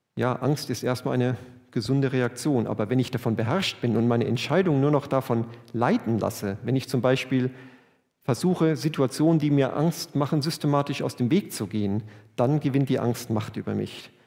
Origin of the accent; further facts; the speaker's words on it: Germany; wir sind Deutsche